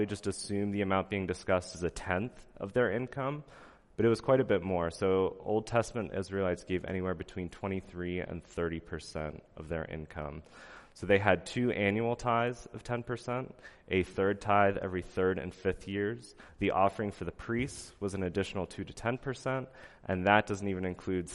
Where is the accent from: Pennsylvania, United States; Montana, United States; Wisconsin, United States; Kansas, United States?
Pennsylvania, United States; moved away; I'm from Amish country in Pennsylvania